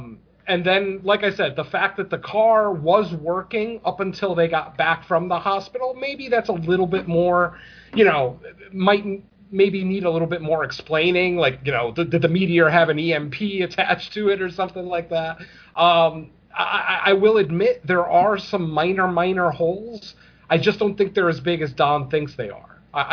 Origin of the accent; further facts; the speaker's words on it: Connecticut, United States; I'm from Connecticut, which is right next to Rhode Island. So even though I don't have that kind of accent